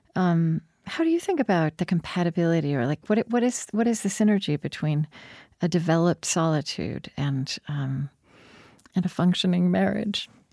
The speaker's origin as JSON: {"language": "English", "country": "United States", "said": "I'm American"}